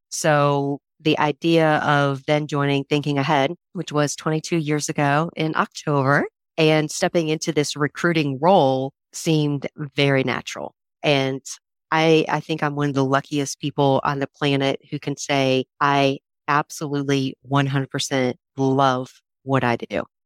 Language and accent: English; Raleigh, North Carolina, United States; one of four kids grew up in Raleigh, North Carolina